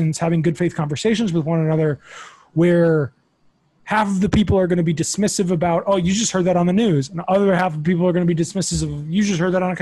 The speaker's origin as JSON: {"language": "English", "region": "South Florida", "country": "United States", "tie": "born or raised there", "said": "growing up in Florida"}